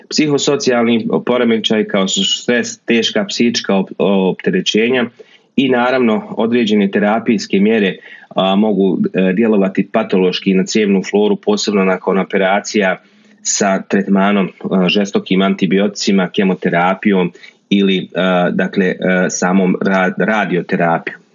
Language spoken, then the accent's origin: Croatian; Bosnia & Herzegovina; kod nas u Bosni